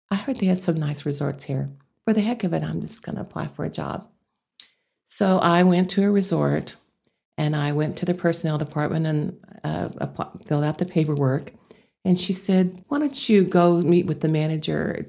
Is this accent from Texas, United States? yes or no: yes; Texas, United States; accent: Texas; where I could lose my Texas accent.